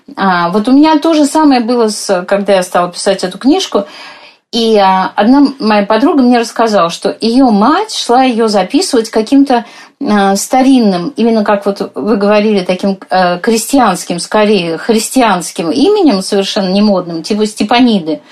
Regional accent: Moscow, Russia; как мы вот с вами, москвички

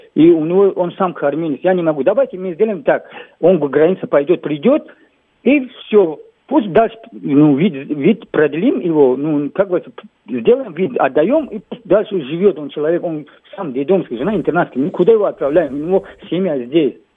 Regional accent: Tajikistan; now in Ryazan Oblast, Russia; у меня паспорт закончился таджикский

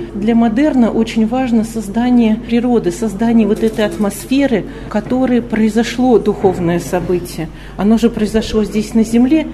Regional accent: Moscow, Russia; я говорю как москвичка

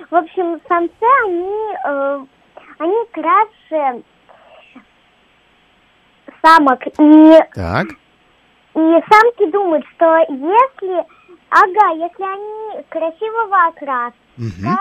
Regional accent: Pushkino, Moscow Oblast, Russia; я из города, я из маленького города Пушкина.

